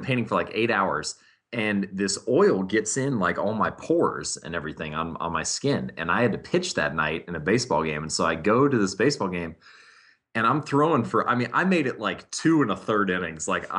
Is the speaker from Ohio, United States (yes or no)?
yes; Hamilton, Ohio, United States; I was born and raised in Hamilton, Ohio. Most of my family has grown up there, lived there.